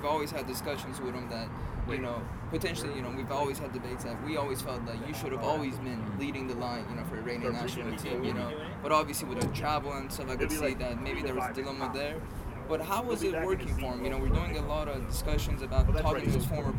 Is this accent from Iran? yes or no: yes; Iran; moved away; also born or lived in United States; I was born in this country myself, but then I grew up in Iran.